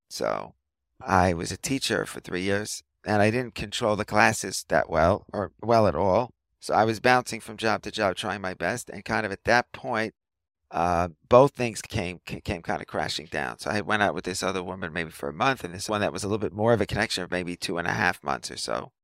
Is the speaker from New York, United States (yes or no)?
yes; New York City, New York, United States; moved away as an adult; now in Ramat Beit Shemesh, Israel; I grew up in a Riverdale section of the Bronx in New York City.